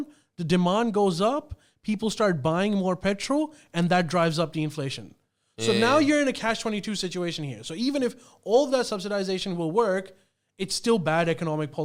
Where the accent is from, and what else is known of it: Australia